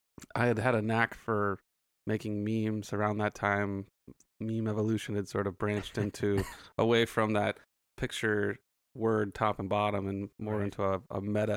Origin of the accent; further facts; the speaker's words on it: Santa Clarita, California, United States; now in South Bay, United States; I'm originally from Santa Clarita.